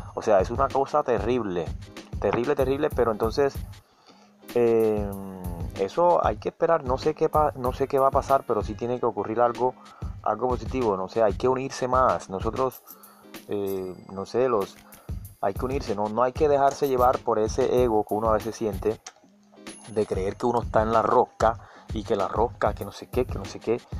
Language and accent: Spanish; Colombia